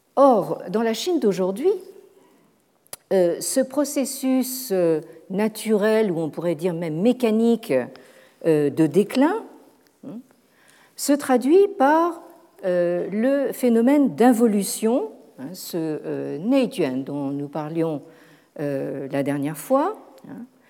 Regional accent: Paris, Île-de-France, France; en tant que Parisien

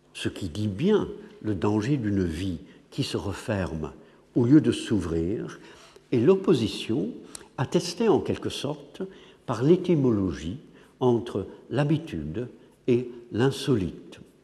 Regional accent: England, United Kingdom; French is a second language; moved away; je suis anglais

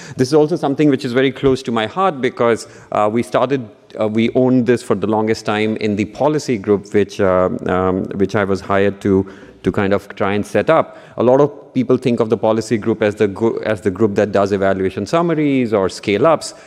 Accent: Punjab, India; moved away; in the state of Punjab, uh, um, which is another state where, uh, uh, which is my home state

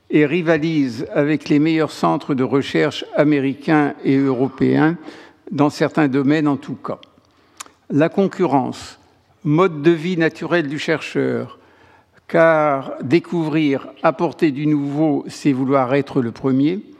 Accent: France; En tant que Français, outre frontière, J'apprécie tout autant que le travail d'un de mes collègues inconnus, mes français, soit soudain mis en lumière.

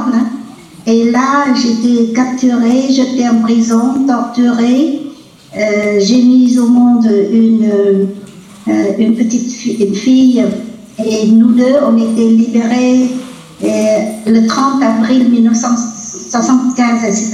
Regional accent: Vietnam; moved away as an adult; now in France; Je suis vietnamienne de sang et de cœur, bien que quand on parle de moi, on dit toujours que je suis française d'origine vietnamienne.

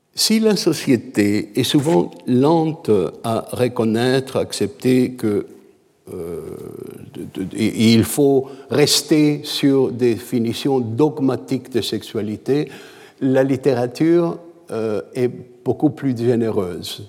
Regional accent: Canada; je suis canadien

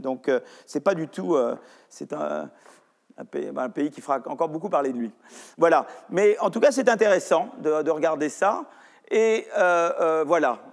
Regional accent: France; chez nous en France

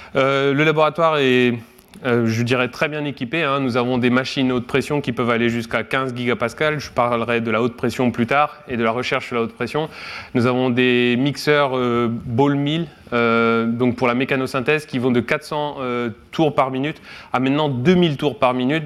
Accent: Guingamp, Brittany, France; moved away as an adult; also born or lived in Rennes; now in Kyoto, Japan; je viens de Guingamp, dans les Côtes d'Armor

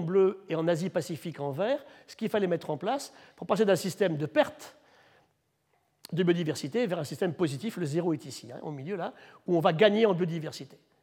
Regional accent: France; chez nous en France

